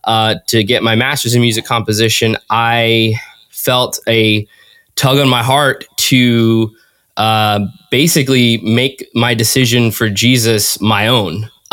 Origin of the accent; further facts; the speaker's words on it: California, United States; also born or lived in Indiana / Minnesota / Washington; But I was born in California, and then we moved all over the states. We moved to Indiana, then we moved to Minnesota, then to Washington, and then back down to California. Spent most of my childhood in California.